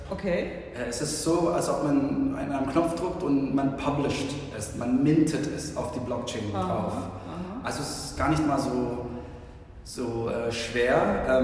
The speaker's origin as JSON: {"language": "German", "country": "Philippines", "tie": "born or raised there", "also_born_or_lived": "Germany", "moved": "yes", "lives_now": "Frankfurt, Germany", "said": "ich bin Deutsch und Filipino, bin hier geboren und äh, bin auf den Philippinen aber aufgewachsen bin seit 15 Jahren wieder in Deutschland."}